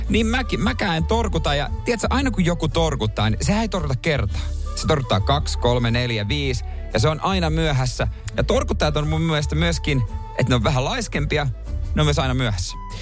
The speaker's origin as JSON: {"language": "Finnish", "town": "Seinäjoki", "region": "South Ostrobothnia", "country": "Finland", "tie": "born or raised there", "moved": "yes", "lives_now": "Helsinki, Finland", "said": "kun mä muutin Helsinkiin. Mm siis sitä ei ostettu ikinä meillä Seinäjoella."}